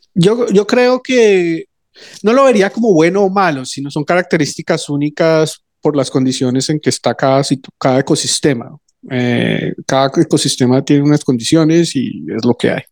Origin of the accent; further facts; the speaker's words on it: Colombia; moved away as an adult; volví a Colombia, que es de donde soy